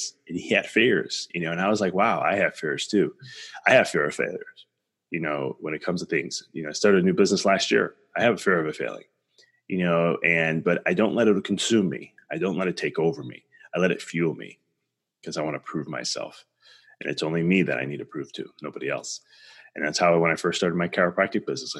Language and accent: English; Chicago, Illinois, United States; I'm from Chicago